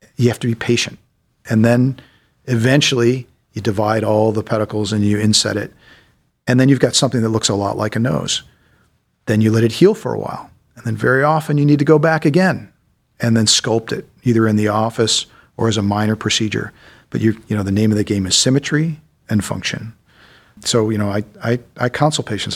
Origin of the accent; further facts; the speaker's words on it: Solon, Ohio, United States; I grew up mostly in Solon, Ohio. So I'm a local boy